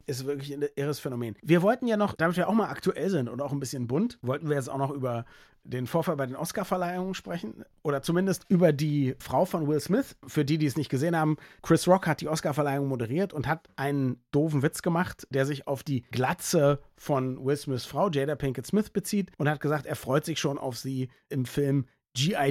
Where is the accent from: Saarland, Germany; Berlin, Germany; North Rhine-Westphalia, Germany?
Berlin, Germany; Ich als nicht sportbegeisterter Berliner